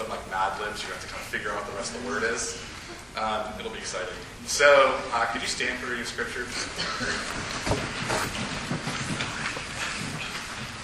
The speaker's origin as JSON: {"language": "English", "region": "Midwest", "country": "United States", "tie": "born or raised there", "moved": "yes", "lives_now": "Las Cruces, United States", "said": "I grew up in the Midwest, too"}